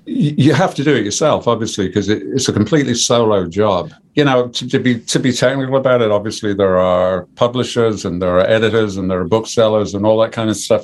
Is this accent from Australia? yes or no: no; Birmingham, West Midlands, United Kingdom; moved away; also born or lived in Coventry / Sheffield; I'm a Brummie.